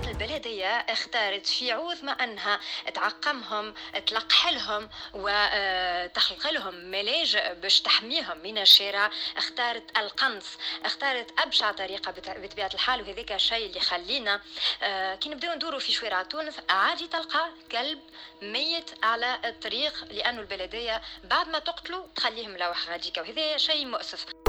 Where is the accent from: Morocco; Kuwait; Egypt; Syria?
Syria; moved away; أنا سورية